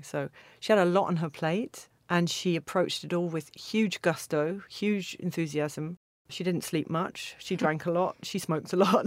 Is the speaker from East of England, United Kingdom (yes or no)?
yes; Stevenage, East of England, United Kingdom; now in Berlin, Germany; I grew up in Stevenage, which is a new town